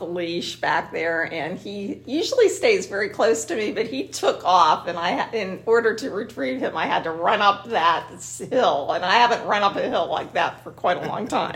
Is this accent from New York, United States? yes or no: no; Ben Avon, Pennsylvania, United States; I grew up in Ben Avon